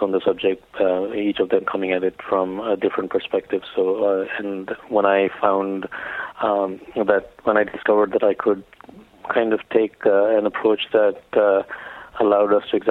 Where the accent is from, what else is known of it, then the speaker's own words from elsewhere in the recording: India; growing up in India